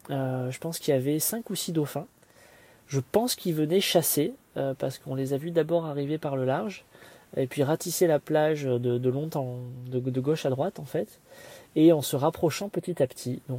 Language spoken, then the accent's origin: French; Marseille, Provence-Alpes-Côte d'Azur, France; j'ai essayé de leur expliquer que je venais de Marseille et que j'étais très content de voir, de voir un maillot de l'OM